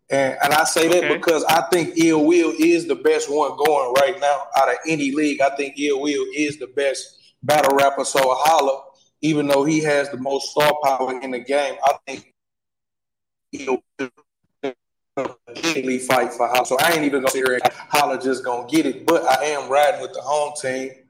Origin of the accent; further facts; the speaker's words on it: St. Louis, Missouri, United States; I'm from St. Louis.